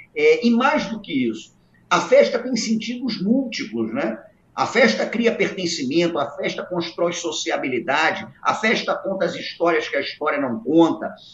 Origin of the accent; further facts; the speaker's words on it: Brazil; eu cresci num Brasil extraordinário